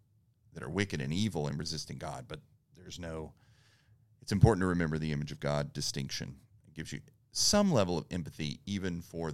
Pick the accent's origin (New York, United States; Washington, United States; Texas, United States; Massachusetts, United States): Texas, United States; East; We're from East Texas.